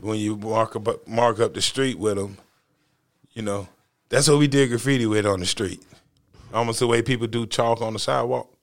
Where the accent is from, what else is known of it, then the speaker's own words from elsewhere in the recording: North Carolina, United States; I'm not from the South Bronx. I'm not from New York. I'm from North Carolina.